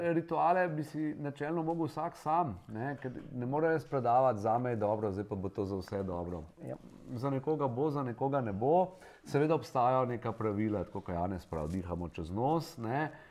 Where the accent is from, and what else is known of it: Slovenia